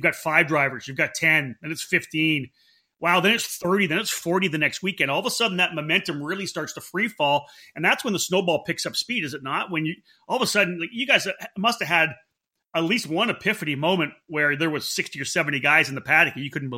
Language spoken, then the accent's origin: English; East Coast, United States; now in Northern California, United States; You know, I came from the East Coast here.